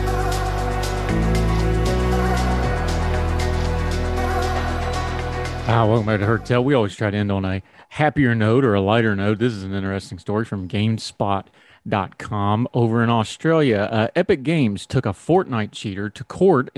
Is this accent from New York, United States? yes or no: no; West Virginia, United States; I'm a West Virginia homer and that's my home state and I love it so much